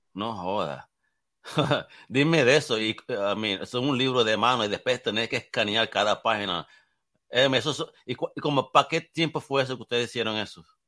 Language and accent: Spanish; Puerto Rico; yo soy del Caribe